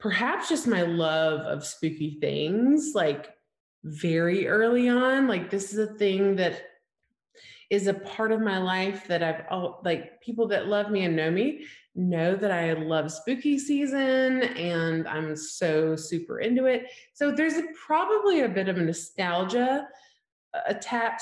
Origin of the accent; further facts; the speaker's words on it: Alabama, United States; I grew up in Alabama, small town, like 5,000 people